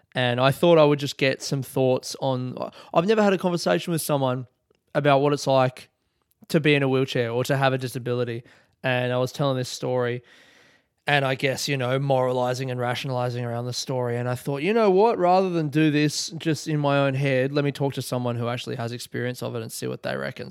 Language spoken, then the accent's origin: English; Adelaide, South Australia, Australia; I grew up in Adelaide